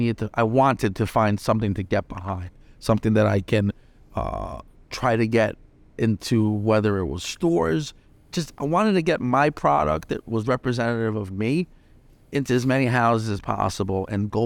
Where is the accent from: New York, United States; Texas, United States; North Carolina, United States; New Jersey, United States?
New York, United States; Bronx; So like in growing up in the Bronx, there was two types of currency, right? There was cash that we know it, and then there was Yankee tickets.